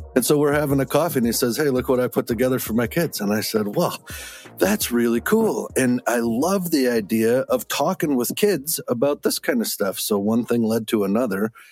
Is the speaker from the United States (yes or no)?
yes; Wisconsin, United States; when I grew up in Wisconsin